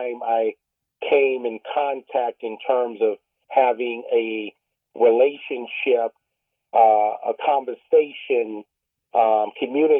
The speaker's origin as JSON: {"language": "English", "region": "California", "country": "United States", "tie": "born or raised there", "also_born_or_lived": "San Diego, California / Los Angeles, California", "said": "growing up in Southeast San Diego and South Central Los Angeles"}